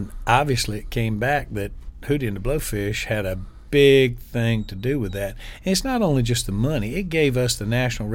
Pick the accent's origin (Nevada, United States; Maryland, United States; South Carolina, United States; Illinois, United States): South Carolina, United States; also born or lived in Walterboro / Columbia; growing up in South Carolina, we were a little sheltered